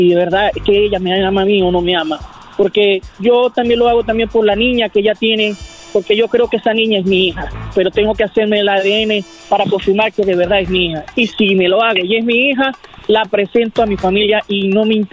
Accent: Venezuela; yo soy de Venezuela.

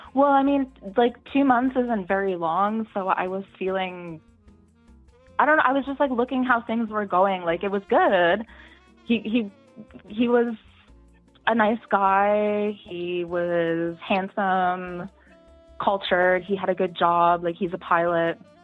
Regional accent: Canada; I'm from Canada actually, so we we both work for a Canadian airline.

